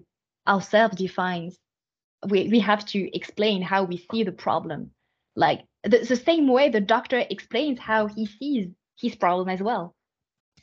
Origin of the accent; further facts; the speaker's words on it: France; moved away as an adult; now in Canada; I was raised in France, and then I have my first formation in France, my first training in France